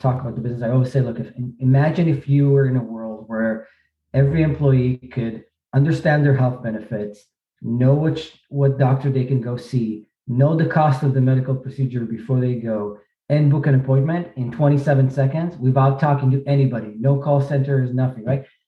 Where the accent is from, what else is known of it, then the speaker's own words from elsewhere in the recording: Israel; moved away as an adult; now in New York, United States; I grew up in Israel, was born in Israel, grew up there.